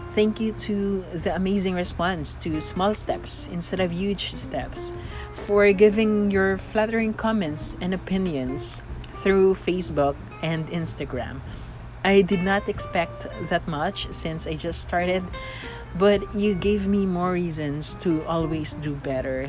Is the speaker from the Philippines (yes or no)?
yes; Philippines; I am a Filipino